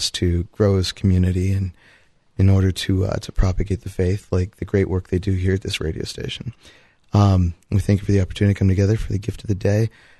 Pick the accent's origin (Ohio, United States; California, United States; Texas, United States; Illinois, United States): Ohio, United States; Columbus; from the Great Diocese of Columbus, Ohio.